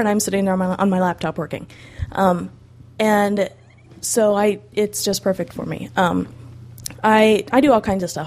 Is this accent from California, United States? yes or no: no; Illinois, United States; And I'm from Illinois, just like Teresa. We're like 45 minutes from her parents' house. And I grew up just 15 minutes from where we live now